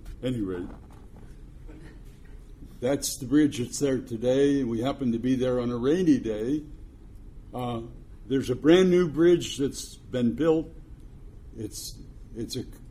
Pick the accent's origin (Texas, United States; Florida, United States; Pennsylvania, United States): Pennsylvania, United States; Pittsburgh; Pittsburgh, my hometown